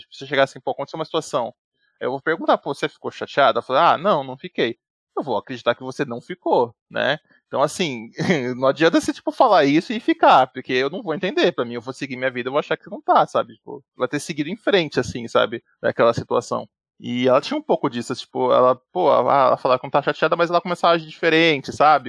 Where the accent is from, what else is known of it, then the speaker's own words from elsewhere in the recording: São Paulo, Brazil; tenho 85 anos, sou também de São Paulo